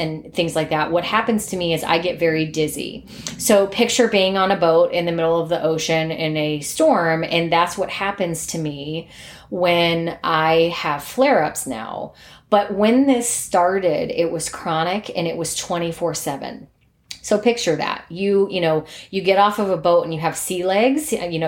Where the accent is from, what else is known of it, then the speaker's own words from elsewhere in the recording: Cleveland, Ohio, United States; I'm from the Cleveland area. I went to high school and college there